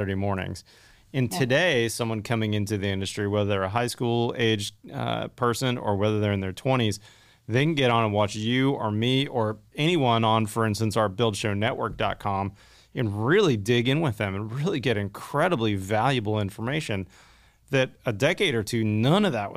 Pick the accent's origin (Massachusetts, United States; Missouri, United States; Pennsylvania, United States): Pennsylvania, United States; Pittsburgh; when I was a kid growing up in the 80s, the only people I knew in the industry, because my dad was in the steel industry growing up in Pittsburgh